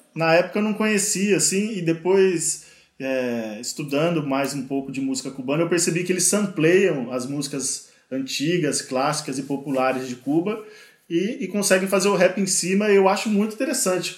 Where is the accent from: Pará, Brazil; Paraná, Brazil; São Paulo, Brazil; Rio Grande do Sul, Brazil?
São Paulo, Brazil; Ourinhos; o interior paulista aí, minha, minhas terrinhas ali, minha, tanto Ourinhos quanto as cidades em volta ali